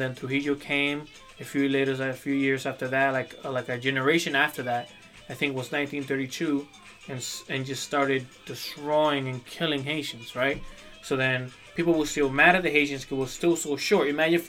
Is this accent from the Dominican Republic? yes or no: yes; Dominican Republic; moved away; when I was growing up in the Dominican Republic, well, I grew up in a campo, so in una finca.